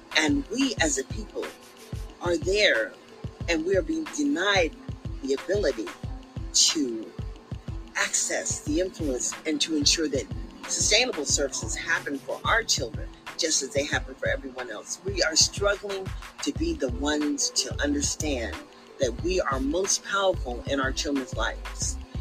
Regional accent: Sacramento, California, United States; we came from Meadowview

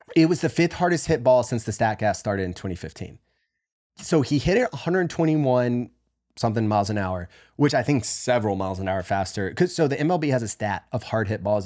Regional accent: the South, United States; moved away; growing up in the South

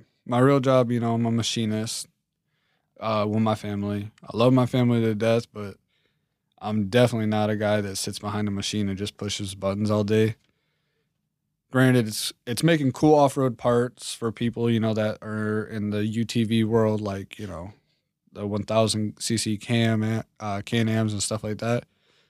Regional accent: East Coast, United States; I'm from the East Coast. You know, I was raised to a certain method of life, military dad.

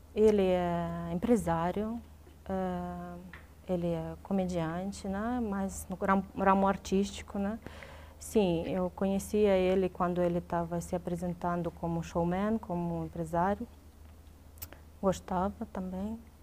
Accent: Dnipro, Dnipropetrovsk Oblast, Ukraine; born or raised there; first language Russian; Portuguese is a second language; moved away as an adult; now in Brazil

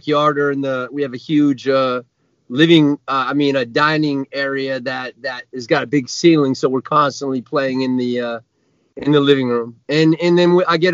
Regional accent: Vermont, United States; moved away as an adult; also born or lived in Connecticut; now in Los Angeles, United States; I'm from Vermont originally

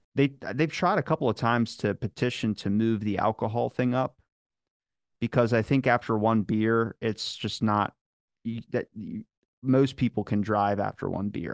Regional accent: Maryland, United States; accent: Baltimore; I'm from Maryland

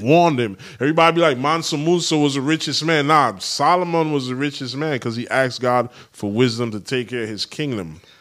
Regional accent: U.S. Virgin Islands; moved away; The U S Virgin Islands, shout out my hometown

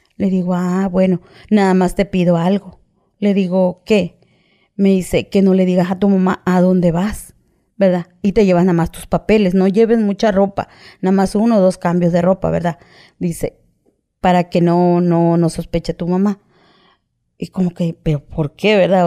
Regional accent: Coatzacoalcos, Veracruz, Mexico; Yo soy de Coaxacualcos, Veracruz

